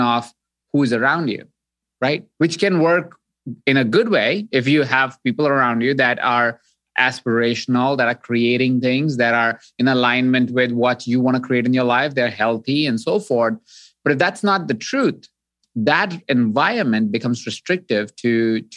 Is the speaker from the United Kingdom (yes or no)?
no; Jaipur, Rajasthan, India; So I grew up in Jaipur, India